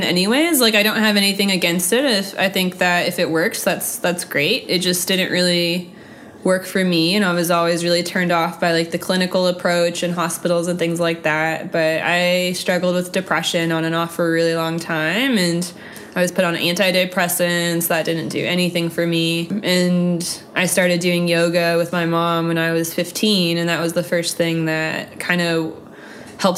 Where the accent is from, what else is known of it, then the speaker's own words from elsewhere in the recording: North Carolina, United States; moved away as an adult; also born or lived in Germany; now in Atlanta, United States; I grew up in North Carolina, and then I went to Germany for a year, and then I moved here after.